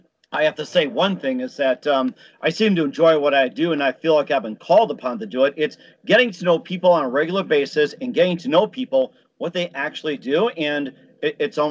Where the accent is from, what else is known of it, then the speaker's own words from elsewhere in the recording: Chicago, Illinois, United States; also born or lived in Milwaukee, Wisconsin; growing up in Chicago, although I was born in Milwaukee